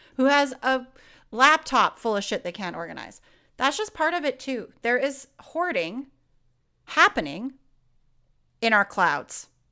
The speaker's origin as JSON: {"language": "English", "country": "Canada", "said": "I'm very Canadian. I'm a very Canadian girl"}